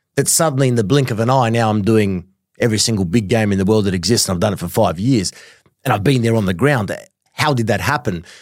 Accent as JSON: {"language": "English", "country": "Australia", "tie": "born or raised there", "said": "growing up in Australia"}